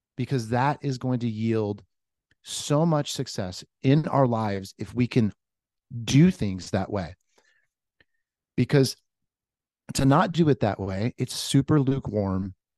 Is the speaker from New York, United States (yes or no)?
no; Orange County, California, United States; moved away as an adult; now in Nashville, United States; I am from Orange County. I'm like a surfer kid from Orange County.